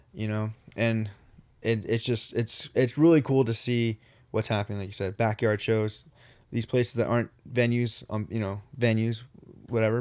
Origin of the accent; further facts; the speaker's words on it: Riverside, California, United States; we're from Riverside